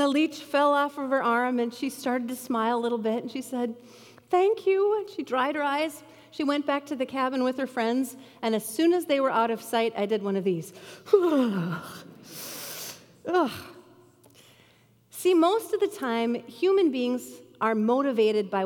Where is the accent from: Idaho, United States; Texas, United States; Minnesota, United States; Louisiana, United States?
Minnesota, United States; Bemidji; Growing up in Bemidji, I loved being in the water